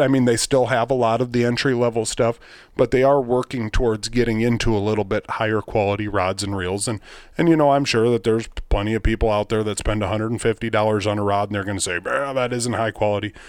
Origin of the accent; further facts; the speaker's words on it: Rock Rapids, Iowa, United States; I'm from Rock Rapids, Iowa." I said, "You know, far northwest